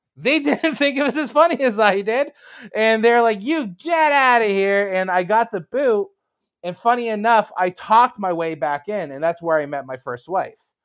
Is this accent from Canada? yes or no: yes; Canada; I'm from Canada.